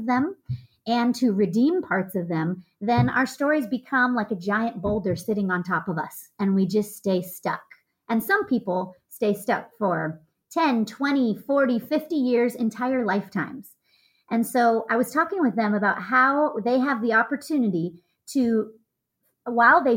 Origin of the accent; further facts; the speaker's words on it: United States; I'm American